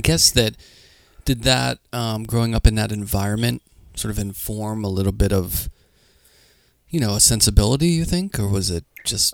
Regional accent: Pittsburgh, Pennsylvania, United States; I grew up in Pittsburgh

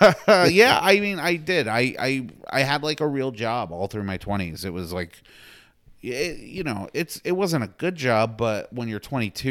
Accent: Houston, Texas, United States; But yeah, I'm a Texan. Like, okay. That's who I'm from Houston.

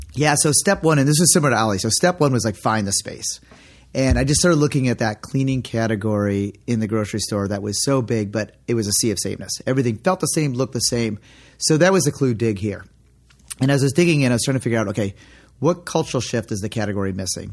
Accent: Detroit, Michigan, United States; moved away as an adult; also born or lived in San Francisco; We grew up sailing together in the Detroit area.

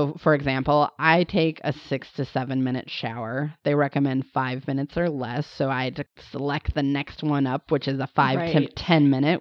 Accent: Montana, United States; I grew up in Montana

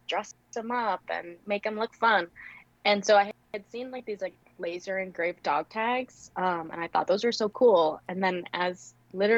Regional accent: Rhode Island, United States; also born or lived in South Georgia; now in Georgia, United States; I'm in South Georgia, but I'm originally from Rhode Island

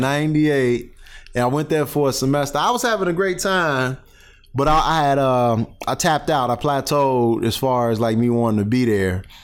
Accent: Calumet City, Illinois, United States; moved away; also born or lived in Chicago, Illinois / East Chicago, Indiana; I grew up in Calumet City, Illinois

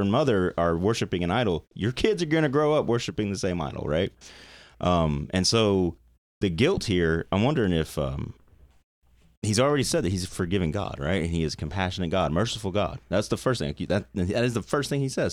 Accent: Nashville, Tennessee, United States; when I was, like, four or five years old growing up in Nashville, I was in Nashville

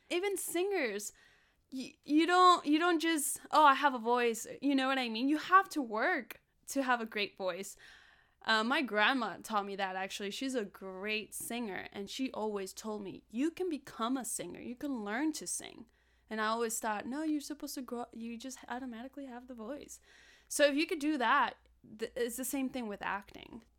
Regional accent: Los Angeles, California, United States; In other parts, I mean, I grew up in South Central, and like I said, there wasn't a lot of opportunity for me to do acting there.

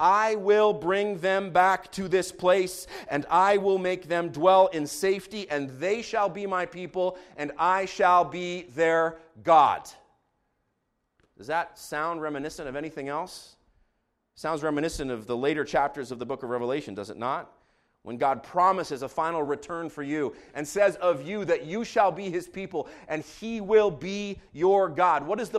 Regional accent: Jerusalem, Jerusalem District, Israel; I grew up in Jerusalem. I have walked up to Jerusalem along the roads that lead uphill from the Dead Sea.

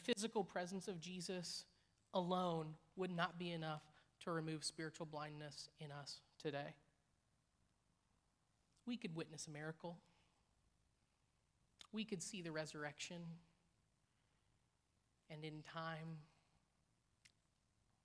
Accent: Indiana, United States; now in Missouri, United States; I come from Indiana. It's Kentucky to us in Indiana.

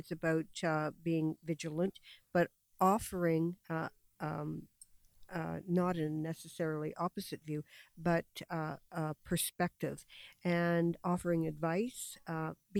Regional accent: London, Ontario, Canada; I was born in London and have very, very close ties to the city. I've spent my entire life here.

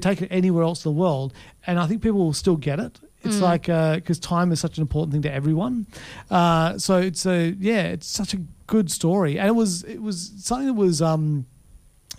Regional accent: Australia

